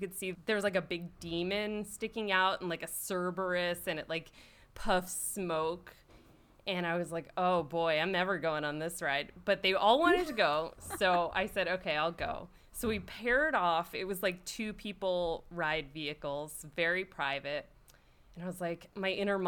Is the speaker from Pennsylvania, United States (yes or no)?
yes; Philadelphia, Pennsylvania, United States; I grew up in Philly on the East Coast, you know, that Philly, the Philadelphia on the East Coast.